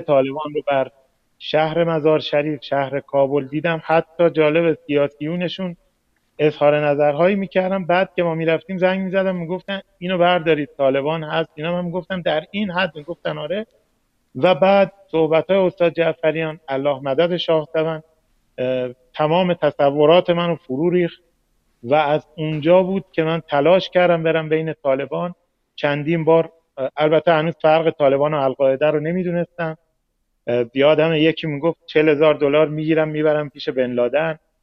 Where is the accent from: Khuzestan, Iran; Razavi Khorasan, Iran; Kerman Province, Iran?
Razavi Khorasan, Iran; Mashhad; من مشهدی هستم با افغانستانی ها همکلاس بودم